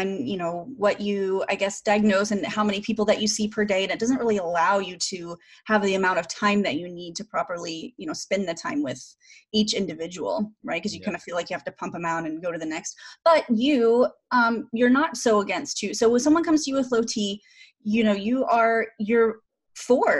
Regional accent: Oklahoma, United States; I grew up in Oklahoma

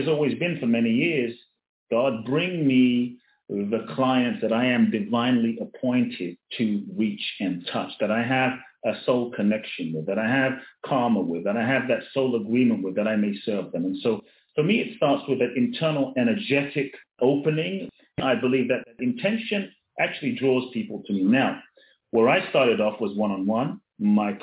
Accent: London, United Kingdom; also born or lived in Ghana; when I was a kid, born in Ghana, West Africa. My father's from Ghana. My mother's Japanese. I grew up in London

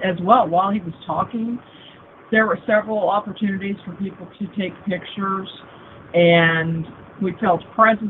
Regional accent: Kansas City, Missouri, United States; also born or lived in Springfield, Missouri / Neosho, Missouri / Joplin, Missouri / Seattle; I was born and raised in Kansas City, first in Kansas for, you know, a few months, and then on the Missouri side

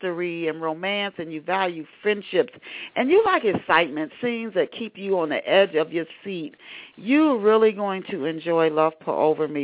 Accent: Tennessee, United States; also born or lived in Ohio; I was born in Ohio, but my dad moved us to Tennessee when I was 9

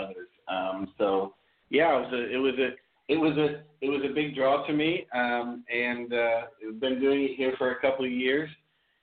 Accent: Ohio, United States; moved away; I'm from Ohio in the U.S.

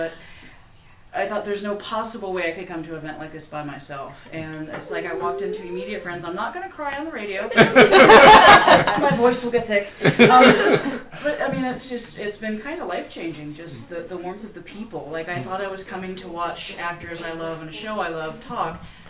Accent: San Francisco, California, United States; from San Francisco, California.

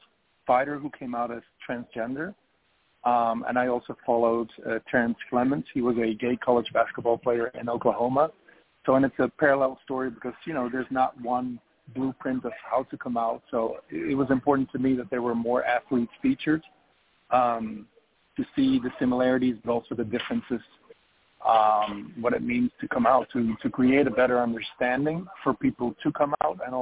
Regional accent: Belgium; moved away as an adult; now in Los Angeles, United States; I am originally from Belgium, and I came to Los Angeles in 2008 to study broadcasting

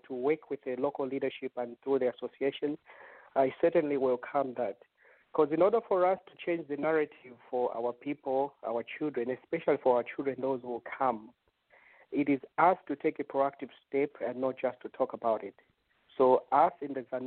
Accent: Eastern Province, Zambia; moved away; I'm originally from the East

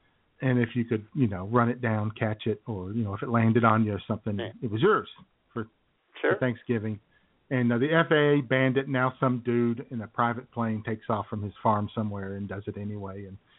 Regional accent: Yellville, Arkansas, United States; my hometown of Yellville, Arkansas.

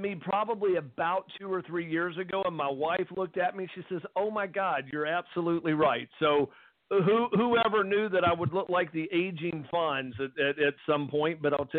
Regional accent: Mobile, Alabama, United States; accent: hybrid Alabama coast and Atlanta; moved away as an adult; now in Atlanta, United States; I've been in Atlanta for the last 32 years, but I am originally from the coast of Alabama, down in Mobile in the Pensacola area. So it's kind of a hybrid accent between there and Atlanta.

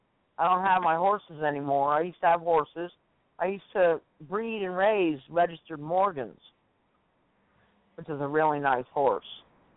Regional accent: Hollywood, Florida, United States; also born or lived in Miami, Florida / Davie, Florida; I was born in Miami and raised in Hollywood and Davie, which is like outskirts of Fort Lauderdale. And we're probably 30 miles away from Miami.

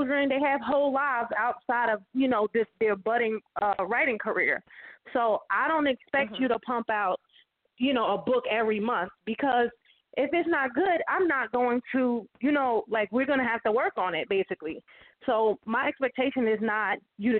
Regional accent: Jersey City, New Jersey, United States; moved away as an adult; now in Atlanta, United States; my hometown. So I'm definitely going to be doing something there in Jersey City, New Jersey

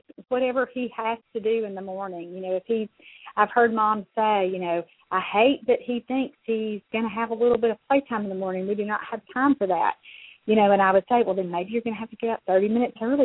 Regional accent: the South, United States; I'm from the South

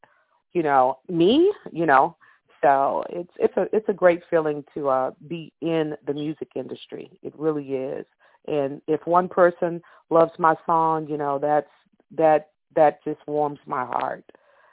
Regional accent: Texas, United States; also born or lived in Louisiana; I have roots in Louisiana because my grandmother, great-grandmother, but I was born in Texas.

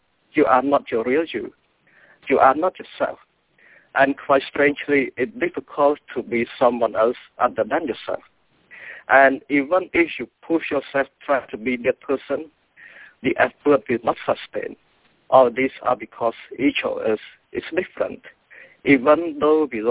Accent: Cambodia; English is a second language; now in United States; I was born and grew up in Cambodia, and English is my second language.

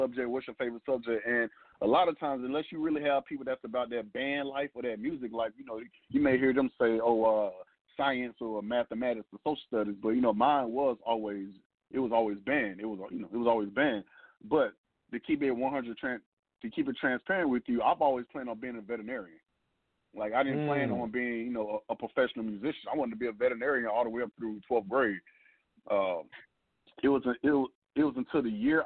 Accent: Atlanta, Georgia, United States; went to high school, of course, here in Atlanta at Frederick Douglass High School

